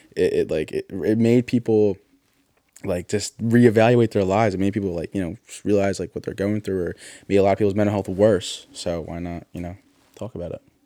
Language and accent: English; Philadelphia, Pennsylvania, United States; I grew up in Northeast Philly